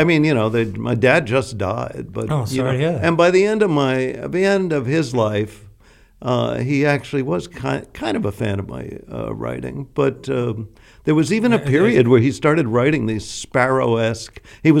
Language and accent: English; Manhattan, New York, United States; I am from Manhattan. I'm okay. From Inwood. I'm the very northern neighborhood in Manhattan. I mean, I lived actually till I was 4 in the far west village on Horatio Street.